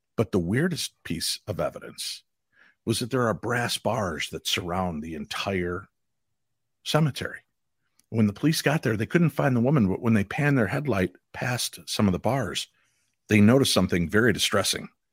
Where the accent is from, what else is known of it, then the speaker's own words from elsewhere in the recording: Chicago, Illinois, United States; I grew up in the Chicagoland area